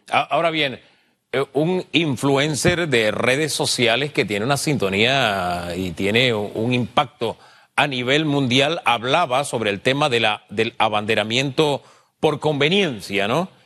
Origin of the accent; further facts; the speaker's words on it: Panama; como panameño